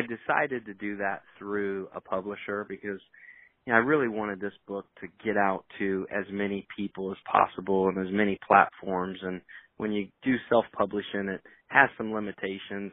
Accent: Indiana, United States; also born or lived in North Carolina; now in Raleigh, United States; I'm from Indiana. I'm originally a Hoosier, I've been down in the Carolinas now for half of my li- half of my life

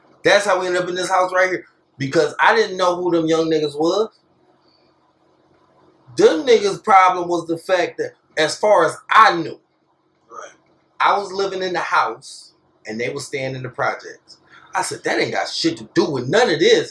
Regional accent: Dexter, Michigan, United States; I'm from Dexter

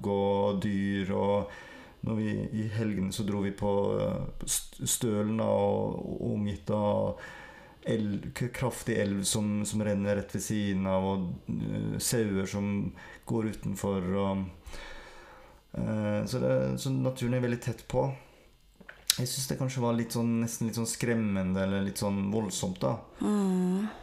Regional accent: Sogn, Vestland, Norway; accent: Sogn dialect; Jeg snakker skikkelig sognedialekt og er odelsgutt

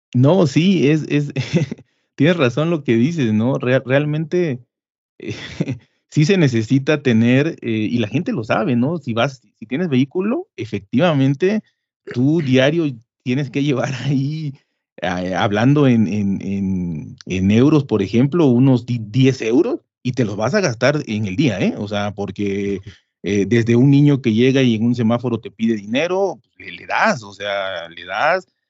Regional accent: Mexico; nosotros pensamos como mexicanos

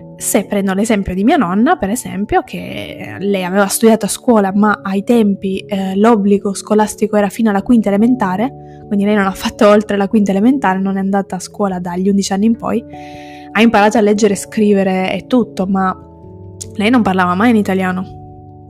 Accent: Sicily, Italy; first language Italian and Sicilian; io sono italiana ma sono anche siciliana, quindi ho due lingue native

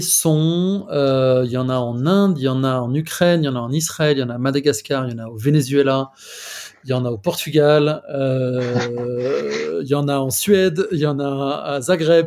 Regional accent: France; accent: French; moved away as an adult; now in Madrid, Spain; je suis français, j'habite à Madrid depuis euh, quasiment 4 ans

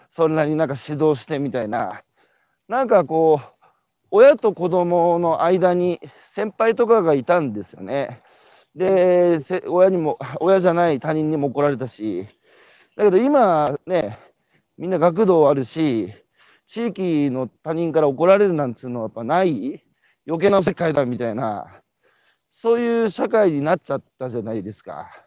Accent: Tohoku, Japan; 僕は東北の人間だしね

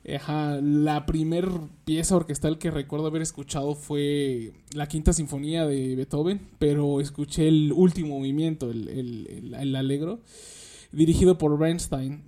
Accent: Nezahualcóyotl, State of Mexico, Mexico; yo soy de aquí de Nezahualcóyotl, del, este, del municipio de Nezahualcóyotl, aquí en el Estado de México

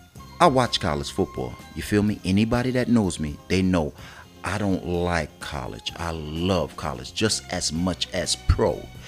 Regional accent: New York, United States; I'm from New York.

